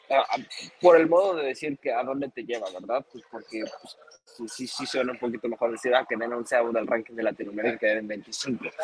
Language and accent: Spanish; Mexico; Me hubiera encantado haber ganado en mi país